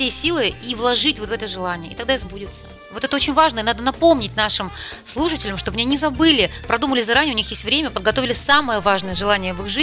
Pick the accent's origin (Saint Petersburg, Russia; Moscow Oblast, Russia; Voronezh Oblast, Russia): Saint Petersburg, Russia; Вот я вроде родилась в Петербурге и живу всю жизнь в Петербурге, но я очень многих нюансов не знала до встречи с Андреем